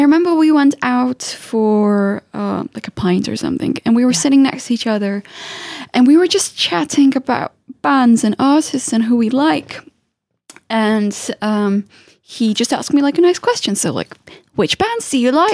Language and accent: English; Czechia; also born or lived in Moscow, Russia; now in London, United Kingdom; I've watched Russian cartoons, but I grew up in the Czech Republic